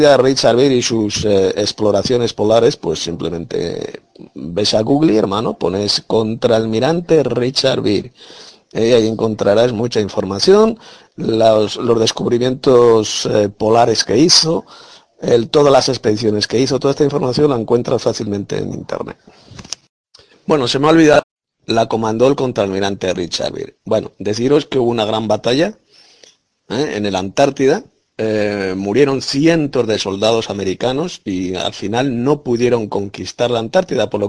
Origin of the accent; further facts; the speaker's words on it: Galicia, Spain; Soy abogada de Galicia, España.